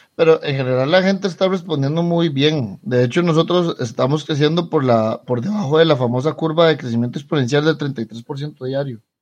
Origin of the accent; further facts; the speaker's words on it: Costa Rica; somos los liberales costarricenses